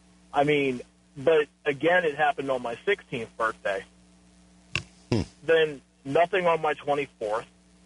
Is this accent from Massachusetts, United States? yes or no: no; Virginia, United States; now in Dallas, United States; I grew up in Virginia, right by a military base.